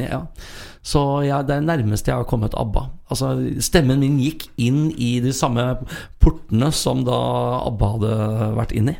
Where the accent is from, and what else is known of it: Sarpsborg, Østfold, Norway; born or raised there; moved away as an adult; also born or lived in Fredrikstad; now in Trøndelag, Norway